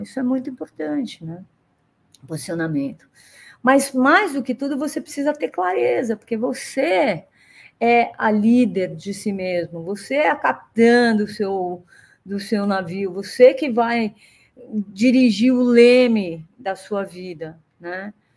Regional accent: Brazil; moved away as an adult; also born or lived in United States; mesmo sendo brasileira

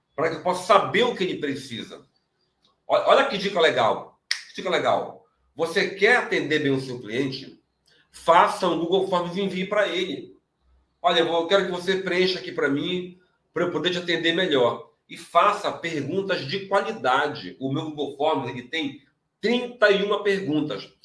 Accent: Pará, Brazil; eu sou do Pará

